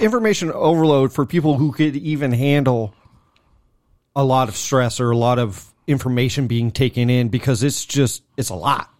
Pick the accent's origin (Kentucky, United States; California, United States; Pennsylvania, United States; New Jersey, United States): California, United States; moved away; we're from Cali, you know, so we don't live there no more.